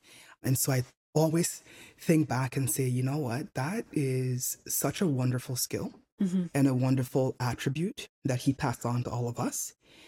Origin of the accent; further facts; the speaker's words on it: Nigeria; also born or lived in Montreal, Canada; So even though I was born in Montreal, I spent my childhood in Nigeria.